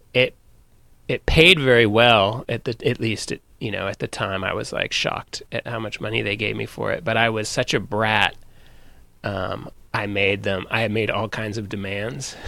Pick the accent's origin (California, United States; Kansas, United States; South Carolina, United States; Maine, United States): California, United States; Sonoma; I'm from Sonoma, from the wine country